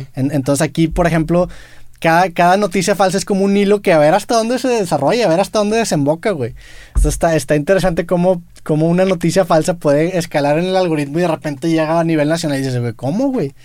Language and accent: Spanish; Monterrey, Nuevo León, Mexico; siendo regio